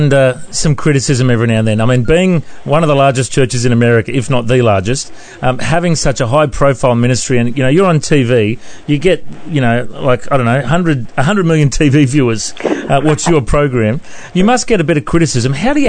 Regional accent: Australia; Do you like us Aussies?

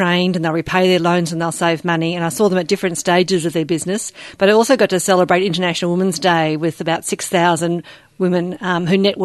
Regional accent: Melbourne, Victoria, Australia; also born or lived in Sydney; I was born in Sydney, but at the age of four I moved to Melbourne, so most of my upbringing was there

